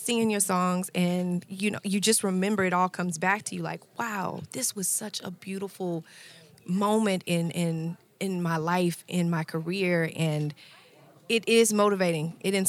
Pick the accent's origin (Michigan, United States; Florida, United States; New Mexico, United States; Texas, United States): Texas, United States; Houston; because I'm from Houston